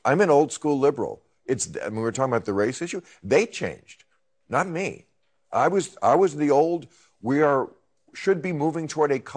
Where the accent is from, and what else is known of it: New Jersey, United States; born or raised there